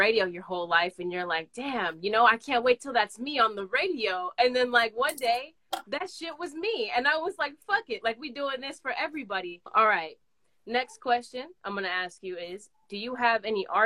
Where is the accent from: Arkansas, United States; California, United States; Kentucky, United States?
California, United States; the Bay Area; I'm from the Bay